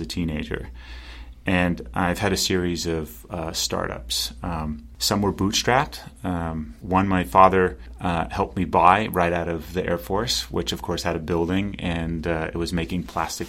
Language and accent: English; Pasadena, California, United States; I grew up in Los Angeles, California, Pasadena, California.